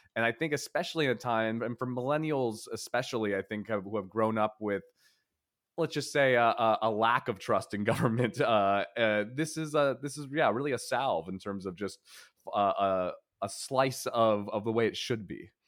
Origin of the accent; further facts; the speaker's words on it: Philadelphia, Pennsylvania, United States; my childhood diner growing up in Philadelphia was a place called Lanark Diner